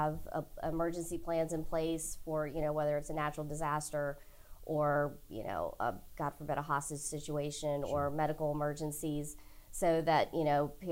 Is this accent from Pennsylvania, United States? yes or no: no; Sussex County, Virginia, United States; also born or lived in Petersburg, Virginia; I grew up in Sussex County, so I've always been in and around Petersburg